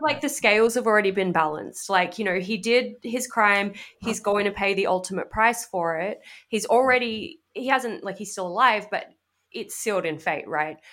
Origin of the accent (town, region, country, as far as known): Australia; now in United States